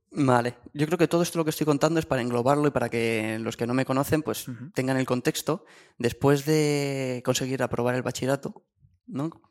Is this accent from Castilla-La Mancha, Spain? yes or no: yes; Guadalajara, Castilla-La Mancha, Spain; mi pueblo de, Guadalajara